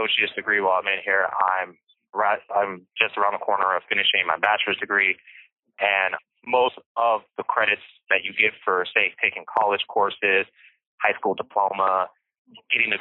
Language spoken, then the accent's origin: English; Bakersfield, California, United States; I was born in Bakersfield, California